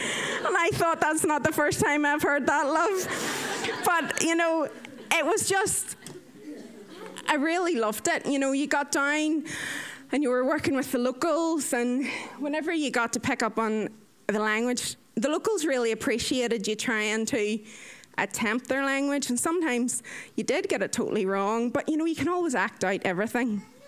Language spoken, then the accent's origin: English; Ireland; I am 30 years old. I am Irish.